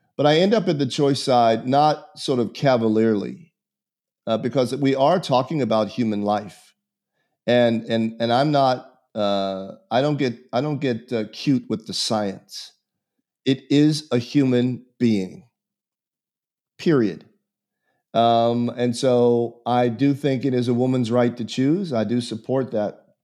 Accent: Pittsburgh, Pennsylvania, United States; I was born in Pittsburgh, Pennsylvania in a foundling home

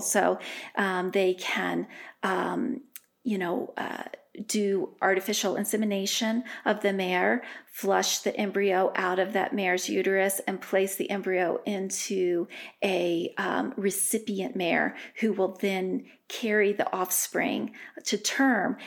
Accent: Delaware, United States; moved away as an adult; also born or lived in Rhode Island; now in Colorado, United States; I grew up in Delaware.

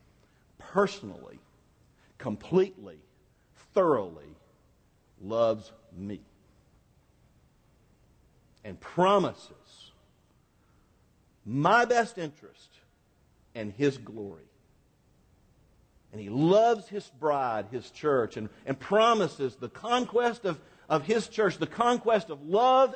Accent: Florida, United States; I'm from Florida

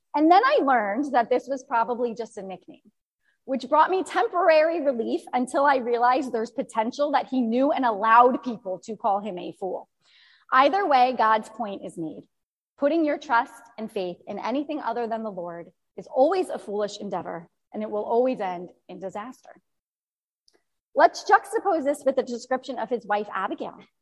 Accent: New Jersey, United States; I was born and raised in New Jersey

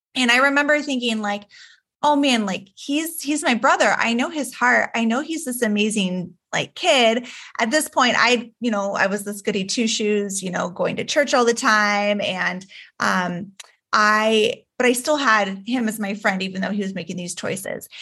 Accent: Juneau, Alaska, United States; I was born and raised in Juneau, Alaska

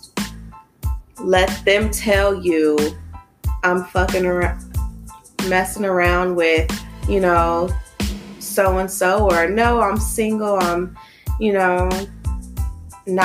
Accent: Los Angeles, California, United States; moved away as an adult; now in Atlanta, United States; I'm from Los Angeles, California, born and raised

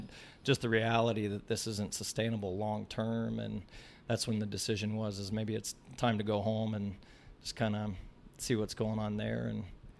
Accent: Ames, Iowa, United States; So I actually graduated from Ames High. I grew up in Ames, Iowa, and I was a member of ACAC all the way up through my youth

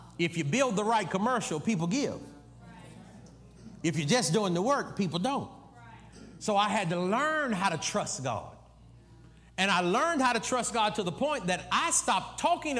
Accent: United States; I'm one of them dumb Americans

